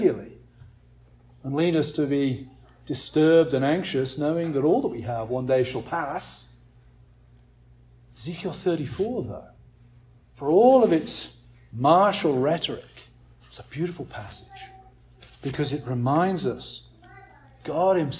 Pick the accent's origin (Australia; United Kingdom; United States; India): United Kingdom; England; as an Englishman